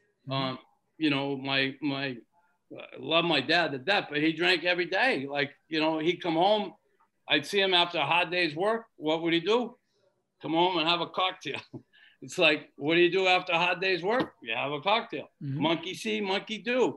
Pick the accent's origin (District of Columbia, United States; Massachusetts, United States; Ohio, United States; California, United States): Massachusetts, United States; Boston; I grew up in Boston.